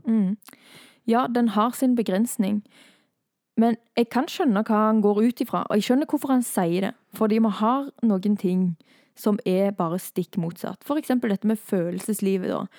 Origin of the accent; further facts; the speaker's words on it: Thailand; now in Norway; jeg har vokst opp i Thailand